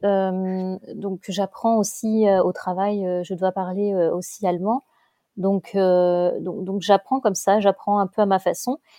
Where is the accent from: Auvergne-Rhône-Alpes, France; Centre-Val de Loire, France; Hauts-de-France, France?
Hauts-de-France, France; Lille; moved away as an adult; now in Mainz, Germany; je suis une ch'ti, on a la famille, euh, on est une famille de ch'tis